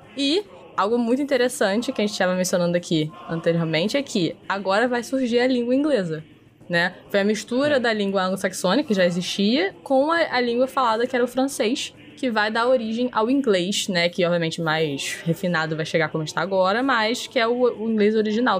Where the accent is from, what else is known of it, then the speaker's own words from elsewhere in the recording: Brazil; para nós brasileiros